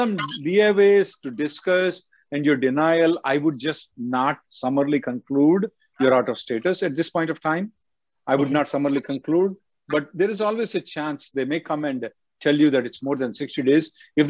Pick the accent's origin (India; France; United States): India; So being an Indian citizen, you can sit down in India and work for any company in the world.